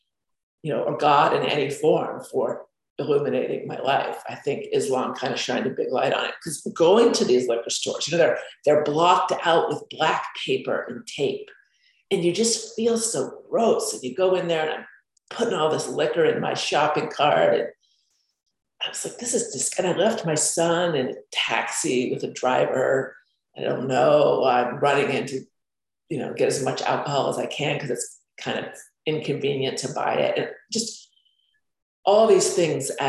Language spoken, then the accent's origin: English; Florida, United States; I grew up in Florida